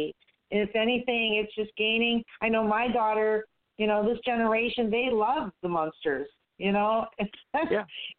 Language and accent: English; Midwest, United States; I grew up in the Midwest